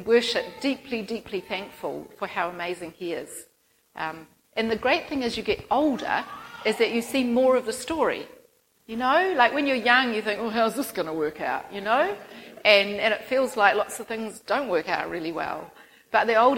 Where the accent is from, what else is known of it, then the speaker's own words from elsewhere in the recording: Christchurch, Canterbury, New Zealand; moved away as an adult; also born or lived in Philippines / Auckland; I'm originally from Christchurch, grew up there